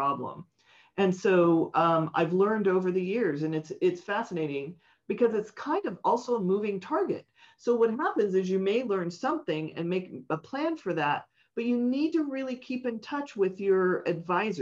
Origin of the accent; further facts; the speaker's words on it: San Francisco, California, United States; I grew up in San Francisco, a very hip area, but not rich at all